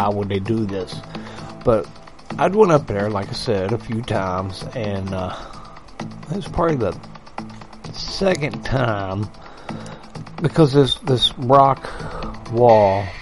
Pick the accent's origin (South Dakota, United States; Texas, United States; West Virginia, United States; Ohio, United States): West Virginia, United States; I grew up in West Virginia